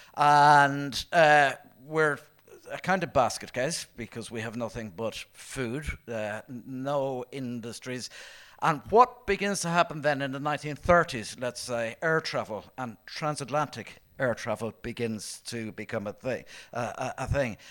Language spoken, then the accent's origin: English; Ireland; growing up in Ireland in the seventies and nineties